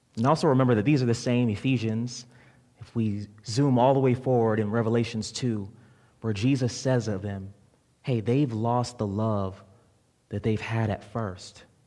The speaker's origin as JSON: {"language": "English", "region": "Florida", "country": "United States", "moved": "yes", "said": "I'm from Florida, and in Florida we have this place called Publix."}